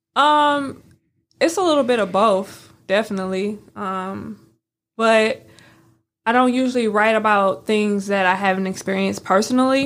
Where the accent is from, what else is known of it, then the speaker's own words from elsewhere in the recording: St. Louis, Missouri, United States; now in Memphis, United States; I'm from Saint Louis